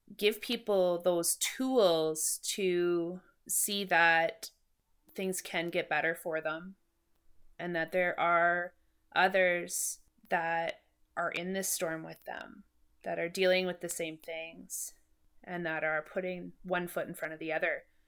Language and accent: English; Moose Jaw, Saskatchewan, Canada; born and raised in Moose Jaw